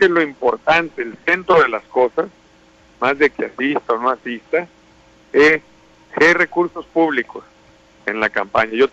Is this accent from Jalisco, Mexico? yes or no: no; Sinaloa, Mexico; El típico cobarde sacatón que no da la cara, que tira la piedra y esconde la mano, así no somos los sinaloenses.